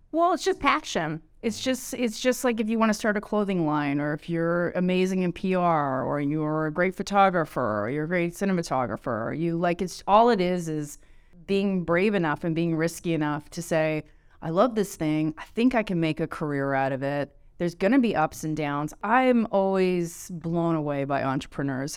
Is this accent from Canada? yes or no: yes; Canada; I'm so Canadian